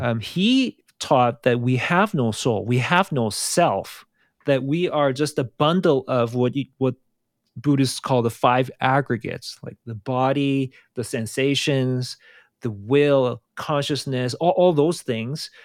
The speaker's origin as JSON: {"language": "English", "country": "South Korea", "tie": "born or raised there", "moved": "yes", "said": "I grew up in South Korea"}